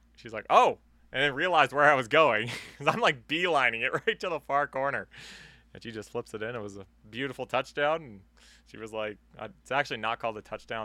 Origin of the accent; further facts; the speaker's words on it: Canada; accent: Canadian; we are Canadian.